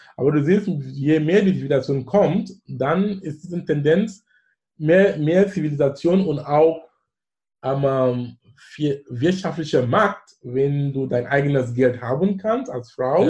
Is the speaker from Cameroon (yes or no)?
yes; Bamenda, Northwest Region, Cameroon; German is a second language; now in Germany; wo ich herkomme, Bamenda